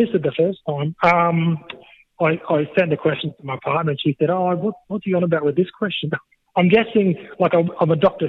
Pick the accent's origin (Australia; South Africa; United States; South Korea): Australia; Biloela, Queensland; now in Stanthorpe, Australia; Yeah, well, I grew up in Billawheeler, and we had a Brahman start